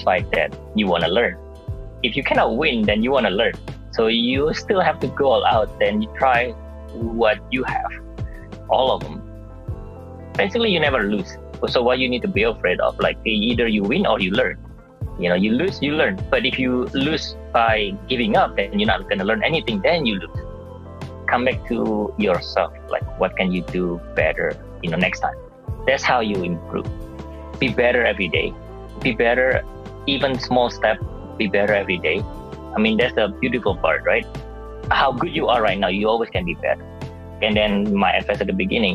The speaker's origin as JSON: {"language": "English", "town": "Surabaya", "region": "East Java", "country": "Indonesia", "tie": "born or raised there", "moved": "as an adult", "lives_now": "United States", "said": "my hometown in Surabaya, Indonesia"}